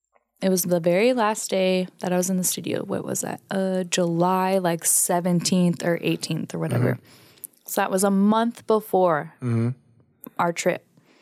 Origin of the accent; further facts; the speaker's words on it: Philippines; Filipino because they're Pacific Islanders. You know, there's a lot of Filipinos that live in Hawaii, like that moved from the Philippines to Hawaii.